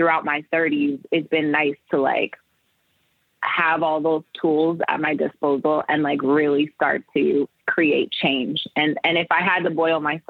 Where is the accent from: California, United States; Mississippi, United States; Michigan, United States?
California, United States; Oakland; I'm born and raised in Oakland, California